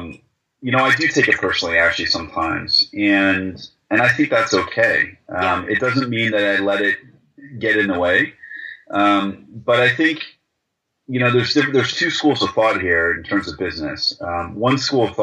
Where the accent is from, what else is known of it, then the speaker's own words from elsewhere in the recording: United States; moved away; as an American.